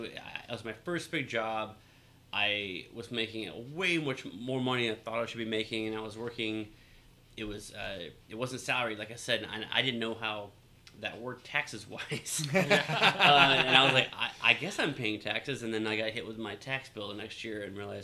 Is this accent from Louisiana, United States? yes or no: yes; Louisiana, United States; moved away as an adult; also born or lived in San Diego; now in Sandpoint, United States; I'm from Louisiana, and I, my entire life, always wanted to get the heck out of Louisiana